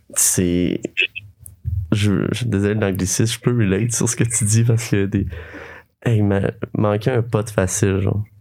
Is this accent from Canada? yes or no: yes; Sherbrooke region, Quebec, Canada; je viens de Sherbrooke, de la région de Sherbrooke, vraiment proche.